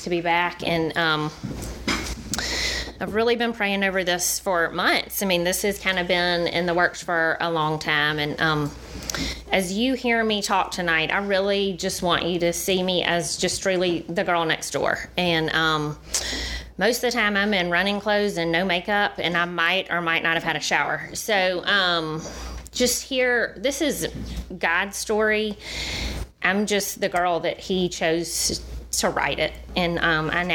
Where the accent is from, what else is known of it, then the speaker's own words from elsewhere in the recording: Dothan, Alabama, United States; now in Birmingham, United States; I grew up in Dothan.